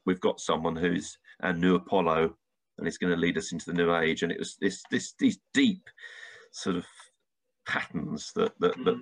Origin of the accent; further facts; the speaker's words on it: London, United Kingdom; I was born in London